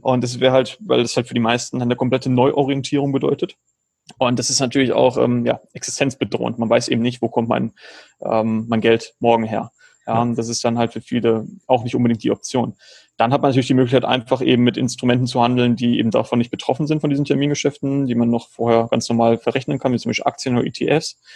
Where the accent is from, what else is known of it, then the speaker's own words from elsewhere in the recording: Germany; moved away as an adult; also born or lived in Georgia; now in Philippines; Ich lebe schon seit 2016, bin ich aus Deutschland ausgewandert